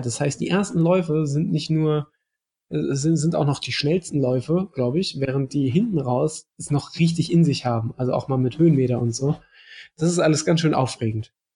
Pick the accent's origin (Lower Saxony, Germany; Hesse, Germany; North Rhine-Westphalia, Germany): North Rhine-Westphalia, Germany; Mettmann; moved away; Ich komme ja ursprünglich aus Mettmann, das ist nicht weit von, von Wuppertal entfernt